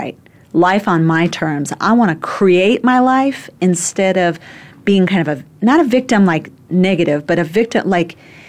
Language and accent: English; Phoenix, Arizona, United States; moved away as an adult; now in New York City, United States; in my 20s when I moved from Phoenix to New York City